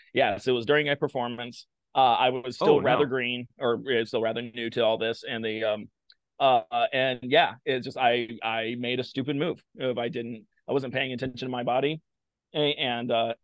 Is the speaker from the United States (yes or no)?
yes; Blacksburg, Virginia, United States; I grew up in Blacksburg, Virginia